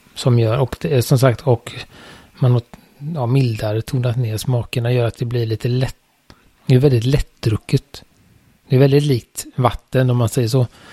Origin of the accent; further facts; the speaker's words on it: Sweden; jag är ju svensk